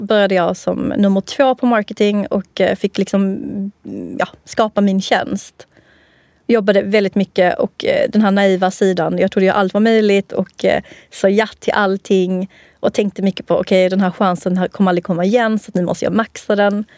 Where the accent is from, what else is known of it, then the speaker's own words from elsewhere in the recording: Helsingborg, Skåne, Sweden; accent: skånska; jag är från Skåne, Helsingborg